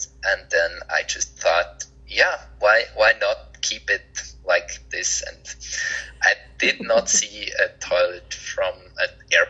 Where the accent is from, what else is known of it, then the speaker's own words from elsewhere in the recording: Switzerland; I'm from Switzerland.